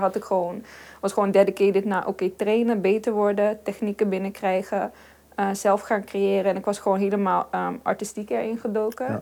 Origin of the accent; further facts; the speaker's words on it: Helmond, North Brabant, Netherlands; ik ben geboren en getogen in Helmond.